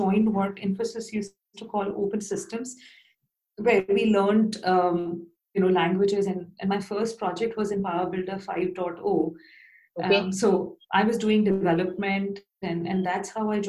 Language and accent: English; Bhopal, Madhya Pradesh, India; moved away as an adult; also born or lived in Bangalore / London; I got an opportunity to be a lecturer in a new engineering college in my hometown, Bhopal